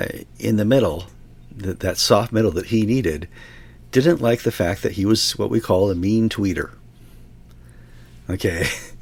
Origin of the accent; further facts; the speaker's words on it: United States; We're Westerners. We are from America.